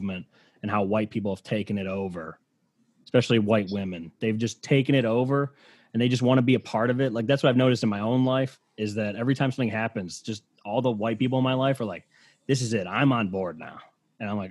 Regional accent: Cleveland, Ohio, United States; I'm from Cleveland

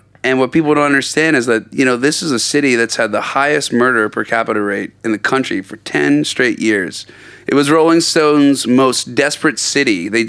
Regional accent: Reading, Pennsylvania, United States; also born or lived in South Jersey, New Jersey; now in Ventura, United States; I'm from Reading, Pennsylvania. Originally, moved to New Jersey. Don't know why I did that. But I lived there for a while. Lived in like the South Jersey, Camden, Philadelphia area.

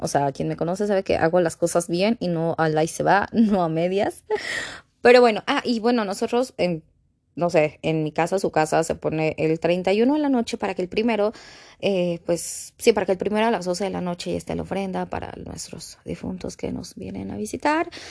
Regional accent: Mexico; aquí todos somos de México

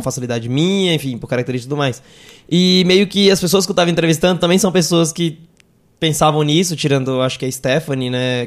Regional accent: Northeast Region, Brazil; accent: nordestino; eu sou nordestino, dá pra perceber no sotaque

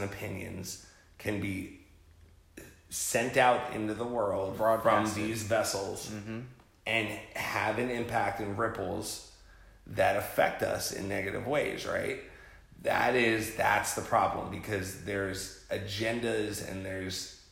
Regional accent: New Jersey, United States; I'm from Jersey

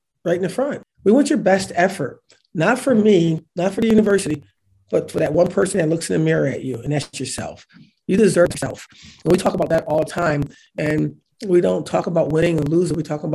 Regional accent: Syracuse, New York, United States; I'm from a small town. I'm from Syracuse

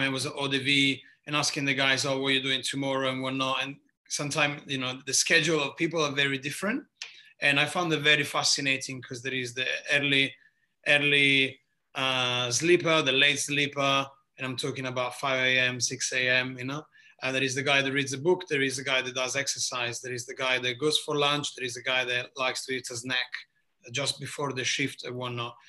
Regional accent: near Lecce, Apulia, Italy; English is a second language; moved away as an adult; also born or lived in Modena, Italy / London, United Kingdom; now in Melbourne, Australia; As you can probably hear very quickly by my accent, I am from the southeast of Italy, from a place called uh, Puglia, region called Puglia, little town near Lecce

